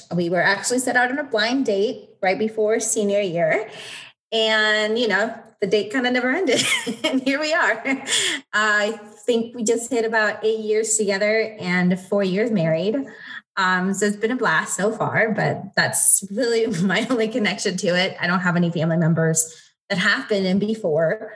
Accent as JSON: {"language": "English", "region": "East Coast", "country": "United States", "tie": "born or raised there", "moved": "as an adult", "lives_now": "Monument, United States", "said": "We are originally from the East Coast, so we grew up in the East Coast"}